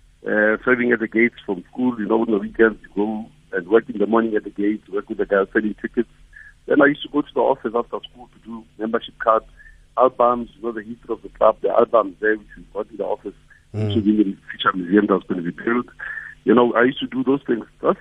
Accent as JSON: {"language": "English", "town": "Soweto", "region": "Gauteng", "country": "South Africa", "tie": "born or raised there", "said": "in Soweto, when we grew up in Midlands, I grew up in Midlands and Pefeni"}